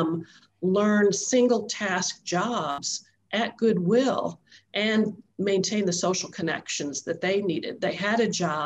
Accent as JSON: {"language": "English", "town": "Chicago", "region": "Illinois", "country": "United States", "tie": "born or raised there", "also_born_or_lived": "Nashville, Tennessee", "moved": "as an adult", "said": "originally from Chicago area, right near Donna. We grew up blocks apart"}